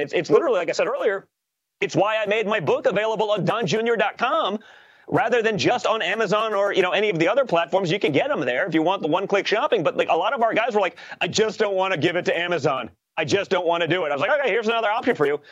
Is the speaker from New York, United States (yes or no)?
yes; New York, United States; we are from New York.